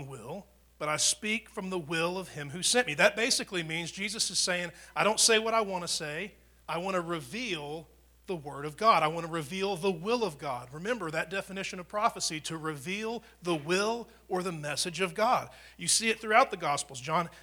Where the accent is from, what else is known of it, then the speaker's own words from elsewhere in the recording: United States; I grew up in America and I'm white, or my mom and dad were Christians